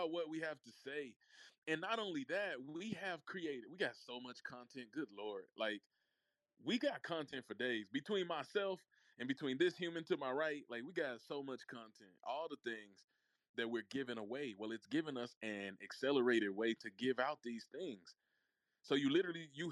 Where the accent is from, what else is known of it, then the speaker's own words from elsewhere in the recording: Mississippi, United States; also born or lived in Memphis, Tennessee; I'm from Mississippi. For those who do not know, I was born in Memphis, Tennessee, but I was raised in the heart of the South